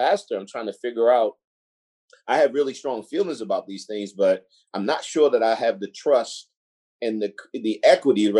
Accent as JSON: {"language": "English", "town": "Baltimore", "region": "Maryland", "country": "United States", "tie": "born or raised there", "said": "I grew up in East Baltimore for the most part."}